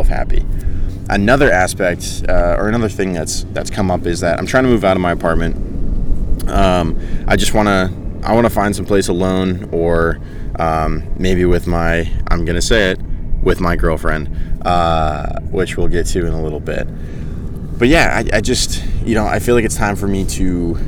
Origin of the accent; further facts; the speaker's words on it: York, Maine, United States; moved away as an adult; now in California, United States; I went to my hometown beach in York